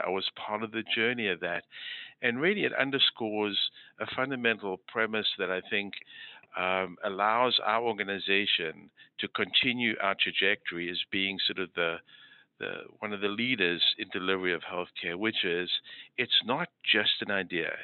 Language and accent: English; South Africa; moved away as an adult; also born or lived in Moose Jaw, Saskatchewan, Canada / Philadelphia, United States / Boston, United States; now in Hartford, United States; I grew up in South Africa where I did my medical school training